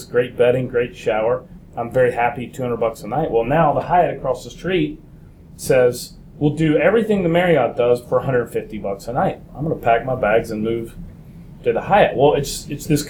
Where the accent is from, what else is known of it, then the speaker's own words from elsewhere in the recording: United States; I'm American